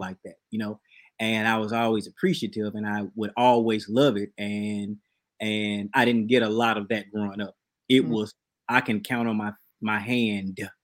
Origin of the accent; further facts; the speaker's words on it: Birmingham, Alabama, United States; My church growing up in Birmingham, it was male dominated.